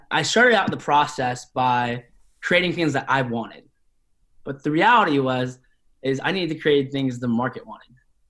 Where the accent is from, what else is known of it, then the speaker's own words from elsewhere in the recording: Spokane, Washington, United States; So I was raised in Spokane, Washington, and Spokane, Washington is more or less a working class city in Eastern Washington.